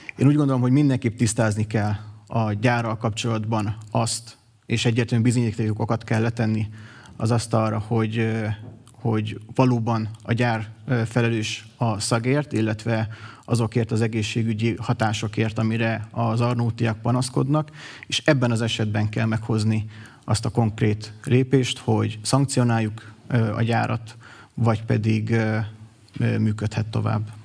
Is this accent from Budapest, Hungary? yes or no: no; Miskolc, Borsod-Abaúj-Zemplén, Hungary; Miskolcon születtem, itt is végeztem a tanulmányaimat